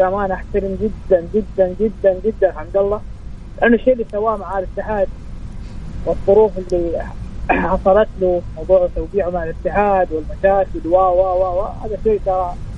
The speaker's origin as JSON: {"language": "Arabic", "country": "Saudi Arabia", "said": "وانا كسعودي"}